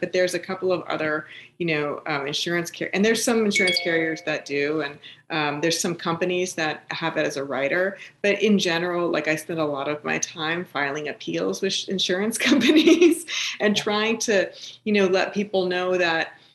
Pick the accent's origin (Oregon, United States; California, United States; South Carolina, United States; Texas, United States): California, United States; East Bay, San Francisco; moved away; also born or lived in New Jersey; I grew up in the East Bay of, of, San Francisco